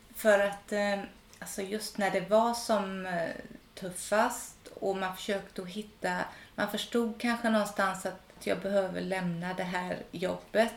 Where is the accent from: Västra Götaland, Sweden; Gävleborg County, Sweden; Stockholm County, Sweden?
Västra Götaland, Sweden; Gothenburg archipelago; moved away as an adult; Jag är uppvuxen i Göteborgs skärgård